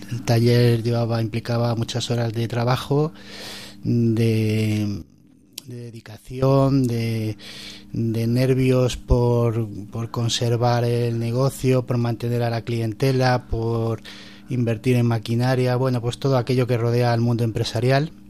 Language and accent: Spanish; Madrid, Community of Madrid, Spain; now in Coria, Spain; Soy de Madrid.